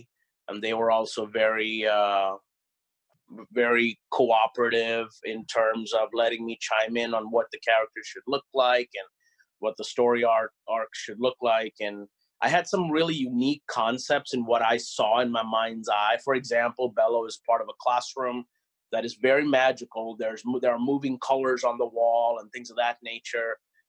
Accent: Oklahoma, United States; a lot of school visits here in my home state of Oklahoma.

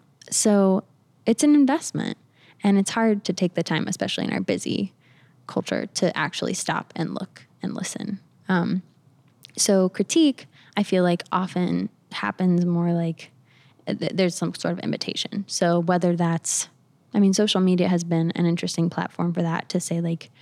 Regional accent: the South, United States; So I mean, I grew up around the South. My family, my parents live in Alabama now.

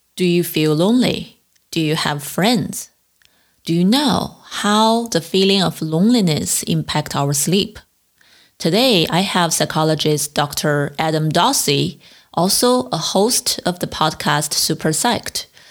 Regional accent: China; also born or lived in East Coast, United States; now in West Coast, United States; I grew up in China

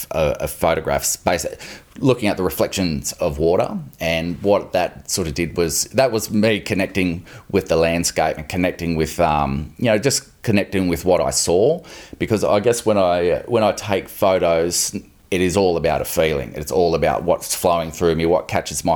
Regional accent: Wellington, New South Wales, Australia; the town I grew up in Wellington, New South Wales

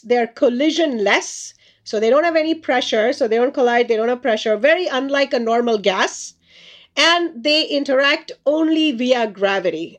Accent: India; moved away; I grew up in India as a child

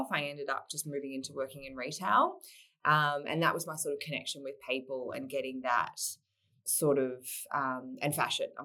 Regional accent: Melbourne, Victoria, Australia; I'm I'm a Melbourne girl originally, so I'm back in Melbourne now. I was born in born in Melbourne.

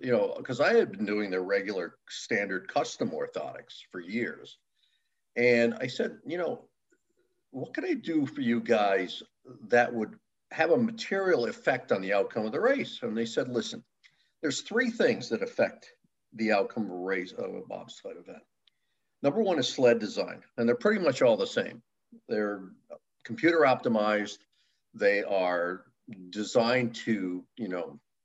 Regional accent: Milford, Connecticut, United States; Originally from Milford, Connecticut, born and raised

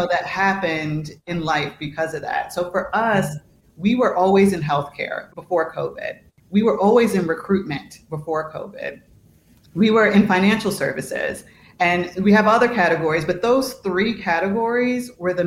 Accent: New York, United States; moved away as an adult; now in Chicago, United States; I'm from New York originally. I live in Chicago

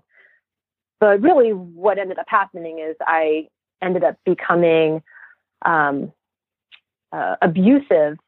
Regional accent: Santa Fe, New Mexico, United States; I grew up in Santa Fe, New Mexico, in a solar home off the grid

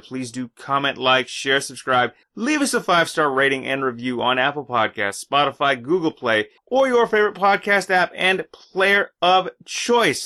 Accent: Canada; I'm Canadian

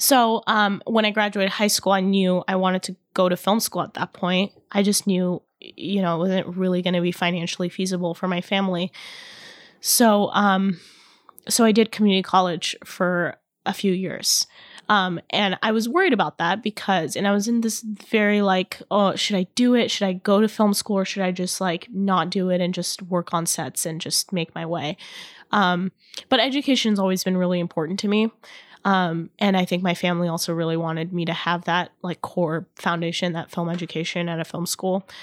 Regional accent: Irvine, California, United States; my hometown, in Irvine

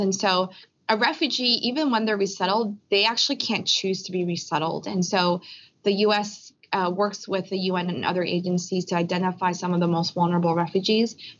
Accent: Philadelphia, Pennsylvania, United States; I was born in Philly with my parents, and but my parents are from Korea

